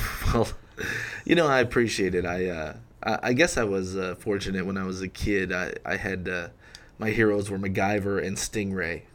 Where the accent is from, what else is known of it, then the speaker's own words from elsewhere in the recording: Rochester, New York, United States; moved away as an adult; also born or lived in Syracuse, New York; now in Memphis, United States; I was born in Rochester, um, graduated from an all-boys school there